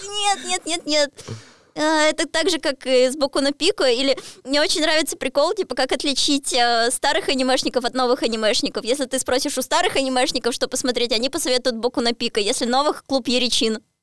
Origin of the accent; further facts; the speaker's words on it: Voronezh, Voronezh Oblast, Russia; я же из Воронежа